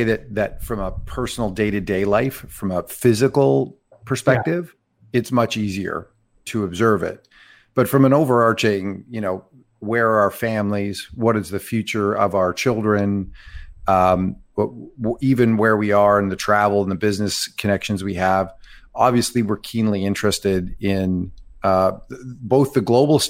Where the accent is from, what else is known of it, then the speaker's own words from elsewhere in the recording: Canada; moved away as an adult; now in Cayman Islands; growing up in Canada and having a lot of U.S. influence.